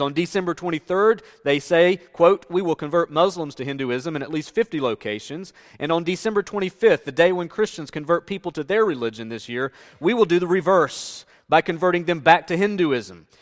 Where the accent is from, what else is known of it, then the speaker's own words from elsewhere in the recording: Northeast Tennessee, United States; moved away; as I grew up in the South, and specifically in Northeast Tennessee, I grew up in an area where there were churches everywhere.